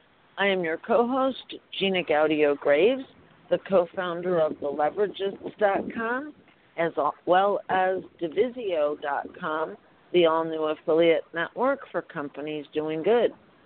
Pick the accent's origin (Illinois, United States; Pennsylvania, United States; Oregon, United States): Illinois, United States; Arlington Heights; moved away; I'm originally from Arlington Heights.